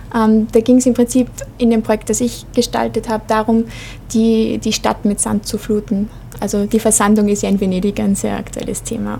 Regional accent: Vienna, Austria; moved away as an adult; now in Linz, Austria; ich bin eigentlich in Wien aufgewachsen

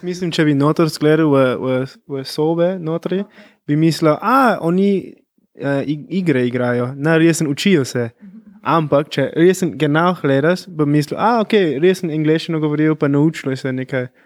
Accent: California, United States; first language English; Slovenian is a second language; moved away; native speaker, jaz pridem iz Kalifornije, mogoče pa slišiš moj akcent.

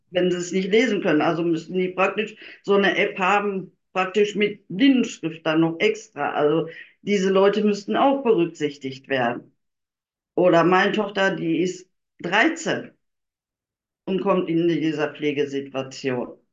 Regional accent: Germany; ich komme nun mal aus Deutschland

